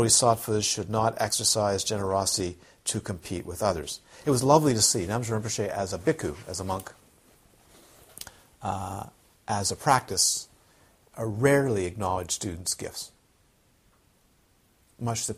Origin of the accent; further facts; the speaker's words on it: Toronto, Ontario, Canada; I grew up in Toronto, where you walk into the Holy Blossom Synagogue